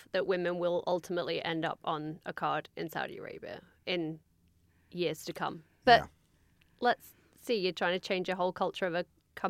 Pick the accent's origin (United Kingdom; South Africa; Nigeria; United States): United Kingdom; England; I am English and a woman.